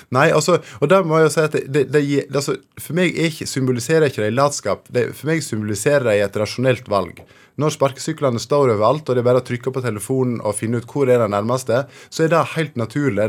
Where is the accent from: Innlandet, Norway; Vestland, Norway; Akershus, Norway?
Vestland, Norway; Fortun; i Fortun, eh, der jeg vokste opp